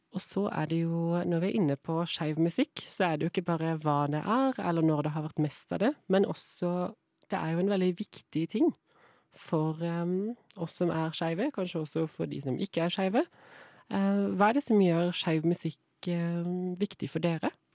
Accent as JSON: {"language": "Norwegian", "town": "Kristiansand", "region": "Agder", "country": "Norway", "said": "Jeg er jo fra Kristiansand"}